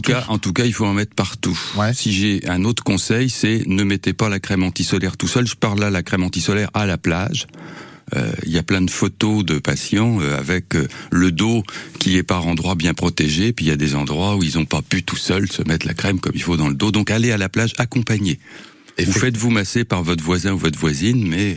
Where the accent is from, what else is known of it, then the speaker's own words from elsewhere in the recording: Var, Provence-Alpes-Côte d'Azur, France; now in Tours, France; quand j'étais petit dans le Var